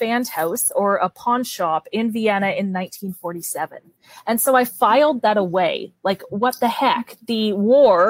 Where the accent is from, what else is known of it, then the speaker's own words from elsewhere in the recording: Canada; accent: Canadian; my Canadian accent